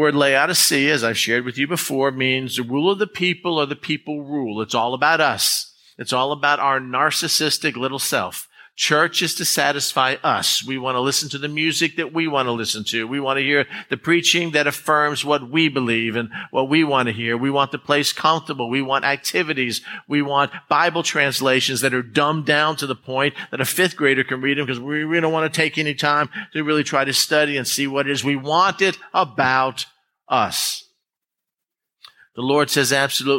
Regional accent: United States; being an American

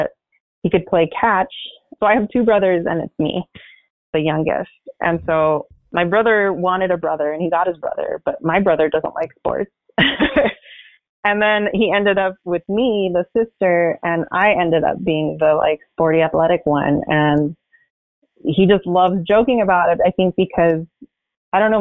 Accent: San Gabriel Valley, California, United States; I grew up in the San Gabriel Valley

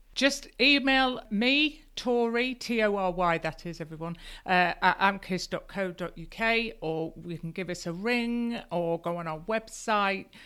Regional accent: Lincolnshire, East Midlands, United Kingdom; also born or lived in Yorkshire; now in Yorkshire coast, United Kingdom; I grew up in Lincolnshire. I'm a, I'm a farmer's daughter, but I did actually go to school in Yorkshire for seven years

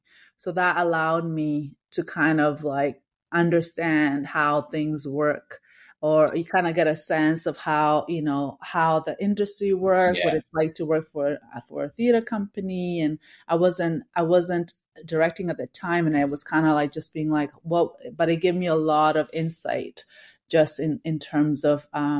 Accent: Victoria, British Columbia, Canada; So I grew up in Victoria, and then when I moved to Toronto for school, I had to study at U of T.

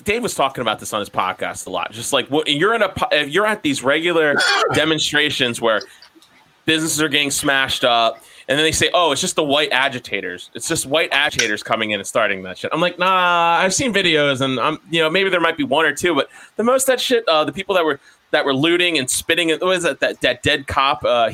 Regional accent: Maryland, United States; we're from Maryland

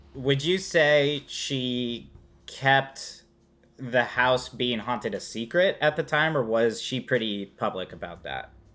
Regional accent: California, United States; as a Californian who I don't see very many basements

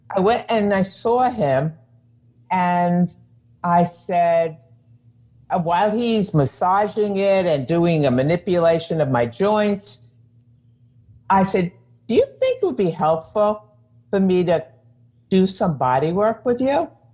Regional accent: New York, United States; I'm a New Yorker

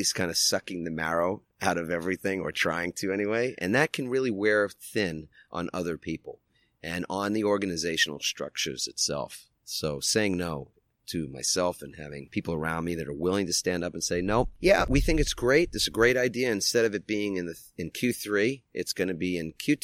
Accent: New York, United States; now in San Diego, United States; I'm from New York

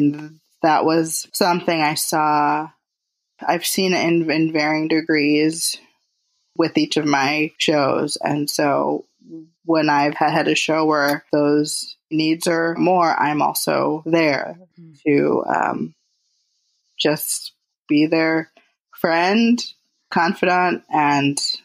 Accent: Detroit, Michigan, United States; moved away; Detroit, which is where I'm from. That's my hometown

